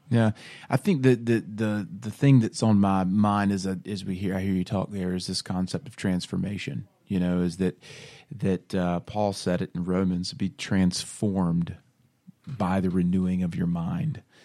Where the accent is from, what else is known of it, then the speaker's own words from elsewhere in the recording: Bible Belt, the South, United States; born and raised in the Bible Belt, grew up going to church, um, you know, it's just what you do, right? In the South, you go to church on Sunday